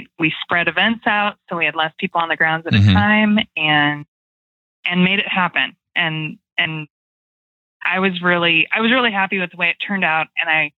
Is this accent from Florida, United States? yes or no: no; Iowa, United States; moved away as an adult; now in Idaho, United States; I'm an Iowa farm girl, and I grew up in the fair industry and showing livestock, and made the move to Idaho